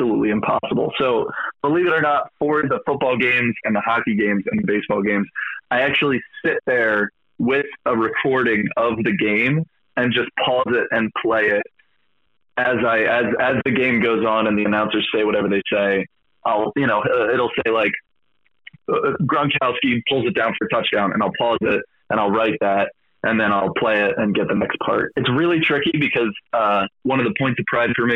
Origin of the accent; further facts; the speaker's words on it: Philadelphia, Pennsylvania, United States; I'm from Philadelphia